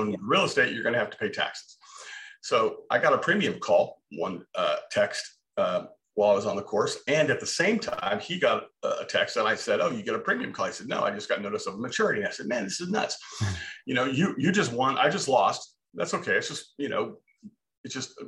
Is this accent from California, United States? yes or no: yes; Southern California, United States; moved away as an adult; now in Texas, United States; I was raised in Southern California, went to Cal State Fullerton, spent the majority of my life out there